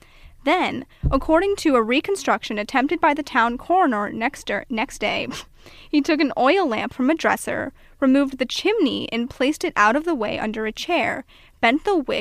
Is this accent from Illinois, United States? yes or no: no; Somerset, Pennsylvania, United States; also born or lived in Iowa; I was born in Iowa, but I grew up in Somerset, Pennsylvania